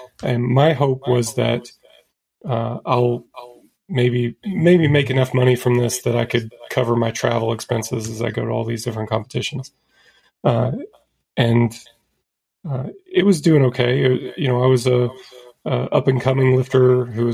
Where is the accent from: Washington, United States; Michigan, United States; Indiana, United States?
Indiana, United States; moved away as an adult; also born or lived in Colorado Springs, Colorado; I grew up in Indiana and went to college at the Air Force Academy in Colorado Springs